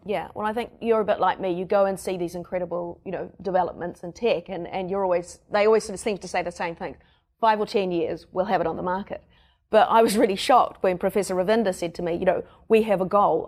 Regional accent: New Zealand; accent: Kiwi; my Kiwi accent

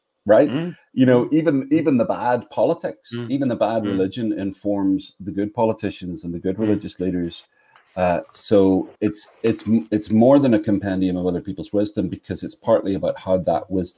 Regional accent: Belfast, Northern Ireland, United Kingdom; now in North Carolina, United States; I grew up in the north of Ireland, and I live in North Carolina

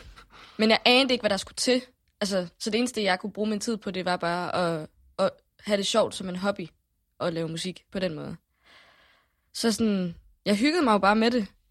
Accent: Haderslev, Southern Denmark, Denmark; jeg boede i, i en lille by, der hedder Starup, som ligger lige uden for

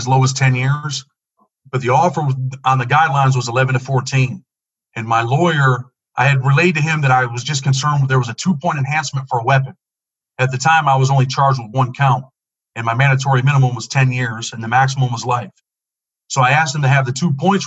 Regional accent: Rochester, New York, United States; I grew up in Rochester, New York, in the inner city, single mother and a younger sister.

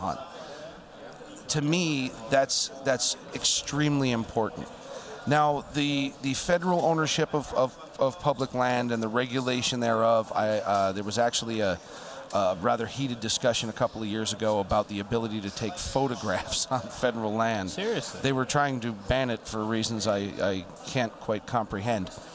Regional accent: United States; as an American

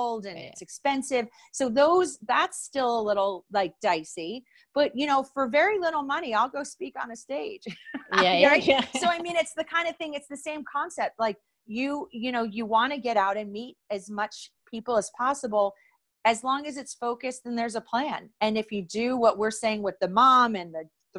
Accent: New Jersey, United States; I am from New Jersey

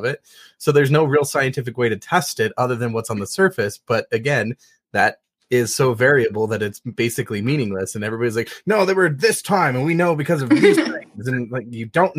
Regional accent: Northern Colorado, United States

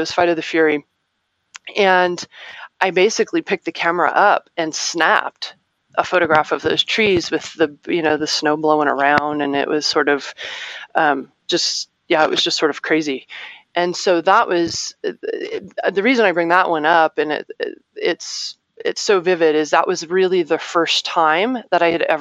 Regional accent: Arizona, United States; I'm from Arizona

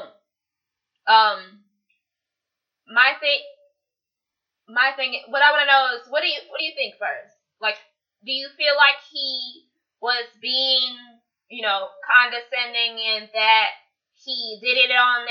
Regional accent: the South, United States; we grew up in the South as Southern women

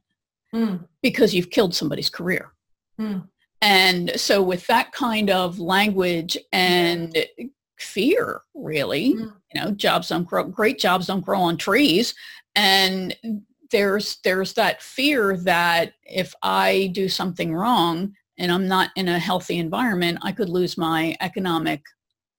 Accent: New Jersey, United States; I'm from Jersey

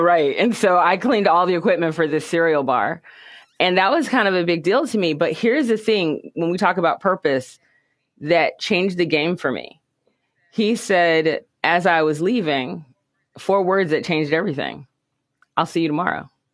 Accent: United States; Things were tough here in the United States. So we lived in the ghettos, basically, and grew up

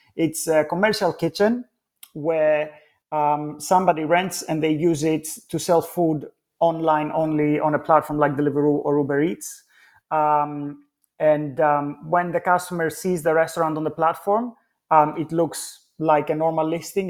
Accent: Athens, Attica, Greece; now in London, United Kingdom; being born and brought up in Athens

